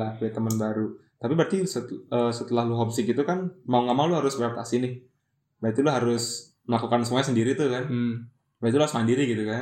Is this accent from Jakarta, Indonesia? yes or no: no; Tangerang, Banten, Indonesia; also born or lived in Ciputat; daerah gue juga dari daerah di Ciledug ke Ciputat